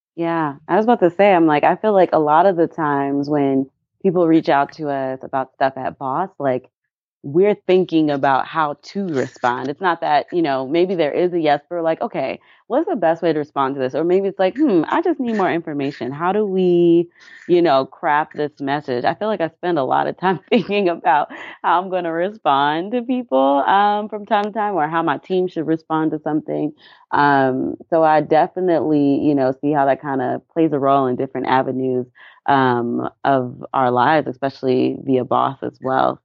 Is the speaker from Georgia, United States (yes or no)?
yes; Atlanta, Georgia, United States; also born or lived in Dallas, Texas / Anniston, Alabama; I grew up in Atlanta, Georgia.